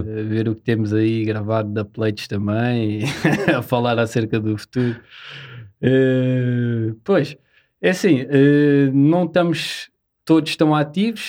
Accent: Seixal, Lisbon, Portugal; somos da Margem Sul, do Seixal.

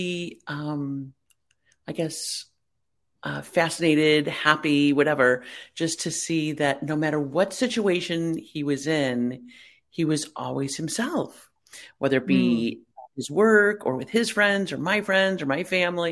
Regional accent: Chicago, Illinois, United States; I grew up in the Chicago area around my family

